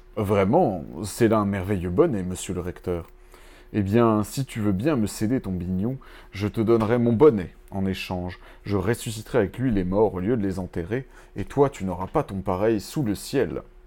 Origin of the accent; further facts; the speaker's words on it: Breton, Brittany, France; en tant que breton